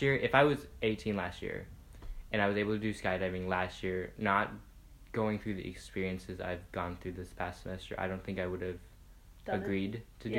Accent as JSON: {"language": "English", "town": "Houston", "region": "Texas", "country": "United States", "tie": "born or raised there", "also_born_or_lived": "Plano, Texas", "moved": "as an adult", "said": "Born and raised in Houston. Well, I was born in Plano, but raised in Houston, like, pretty much all my whole life."}